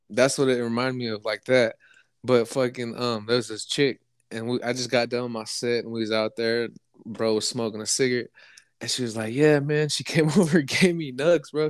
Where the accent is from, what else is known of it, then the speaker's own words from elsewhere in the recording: Lake County, California, United States; also born or lived in Bay Area, California; I'm from Lake County.